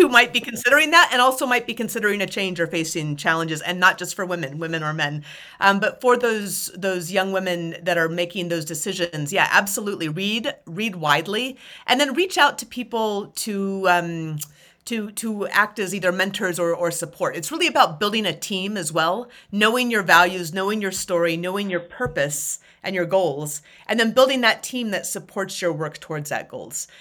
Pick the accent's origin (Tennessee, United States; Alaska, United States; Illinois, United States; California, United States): Alaska, United States; Anchorage; moved away as an adult; also born or lived in North Carolina; I grew up in the mountains just outside, uh, of Anchorage, Alaska.